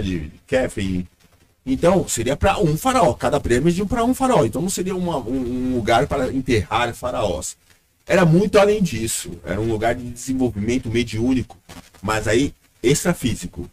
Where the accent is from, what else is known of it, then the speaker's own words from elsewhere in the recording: Brazil; o Brasil porque foi onde eu, onde eu cresci, onde eu nasci, pelo menos nesse corpo